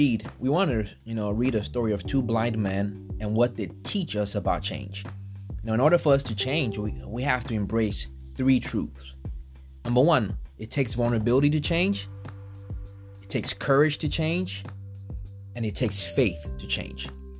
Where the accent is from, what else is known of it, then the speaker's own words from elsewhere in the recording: Togo; also born or lived in New York / Benin; now in United States; I'm Nigerian, but I was born in New York and then went back to Togo and Benin. That's where I grew up, and then got into Temple University at the business school.